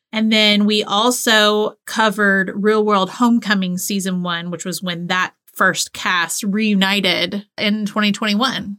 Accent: the South, United States; I grew up in the South

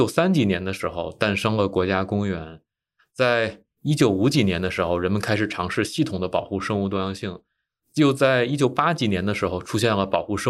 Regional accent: China; now in United States; 但是第二天，第二天我反应过来，我是来自中国的专业的野生动物研究者，我怎么能喂野生动物呢？我怎么能给我们中国的野生动物研究者丢脸呢？但是我没有想到的是，我去问我美国的同事，大家都很不好意思。

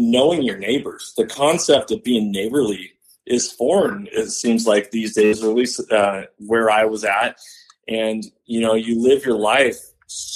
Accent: Washington, United States; moved away as an adult; now in Texas, United States; Born and raised in Washington, lived there for 37 years of my life until this year.

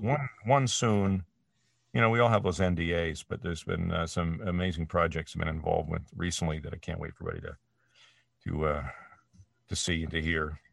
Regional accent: Canada; moved away as an adult; now in United States; my home country of Canada

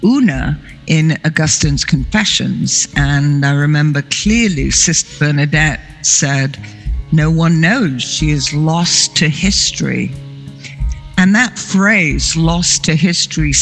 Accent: England, United Kingdom; I grew up in England

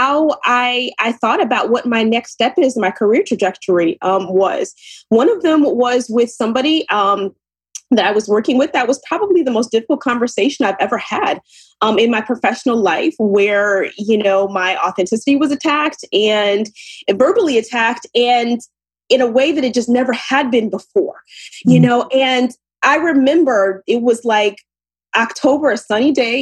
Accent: Ann Arbor, Michigan, United States; moved away as an adult; also born or lived in New Jersey / New York; now in New York area, United States; I'm originally from Ann Arbor, Michigan, and I moved to the East Coast in New Jersey, New York area about 22 years now

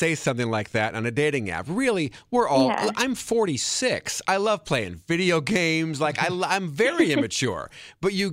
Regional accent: Wisconsin, United States; Wisconsin, which is my home state

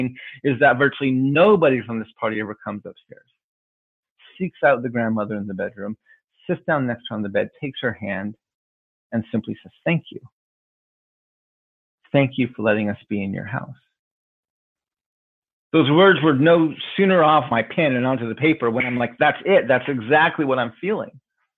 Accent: United States; also born or lived in Washington, D.C.; being Native American and living on a reservation in the middle of our country

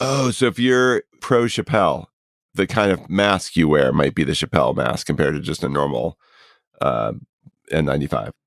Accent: Edison, New Jersey, United States; my hometown of Edison, New Jersey

